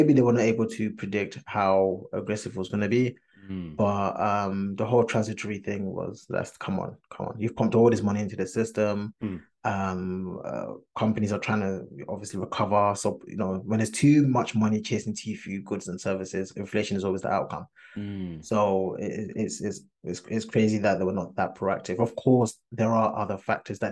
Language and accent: English; Ghana; I'm Ghanaian